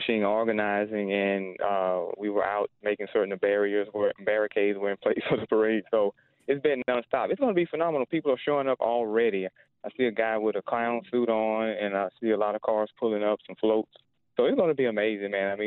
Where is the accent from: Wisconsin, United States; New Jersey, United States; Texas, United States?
Texas, United States; Houston; now in Atlanta, United States; I grew up in Houston, Texas